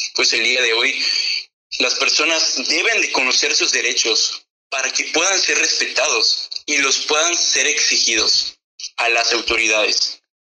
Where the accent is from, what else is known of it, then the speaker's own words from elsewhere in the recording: Mexico; los jóvenes somos el futuro de México